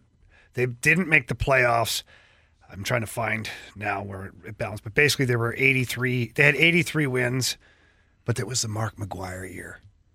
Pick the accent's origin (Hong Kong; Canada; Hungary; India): Canada; now in St. Louis, United States; The house I live in currently has a gas fireplace, and I've always been a wood-burning guy. You know, I'm a guy from Canada.